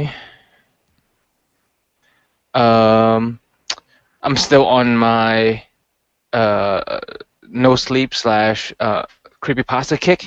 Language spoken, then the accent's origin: English; Hong Kong; now in United States; growing up in Hong Kong